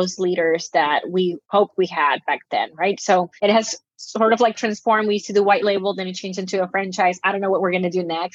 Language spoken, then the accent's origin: English; Nicaragua; I'm from Nicaragua